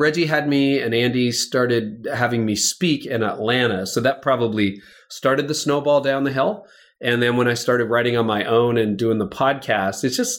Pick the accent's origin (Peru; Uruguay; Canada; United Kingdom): Canada; Windsor, Ontario; also born or lived in Midland, Ontario / Toronto, Ontario; Yeah, I've lived within 4 hours of Toronto my whole life. So I was born in Windsor, right across the river from Detroit.